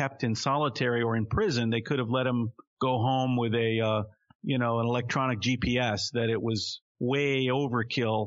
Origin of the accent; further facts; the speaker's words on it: Tennessee, United States; I grew up in Tennessee in the 80s, and we all grew up together, black and white kids.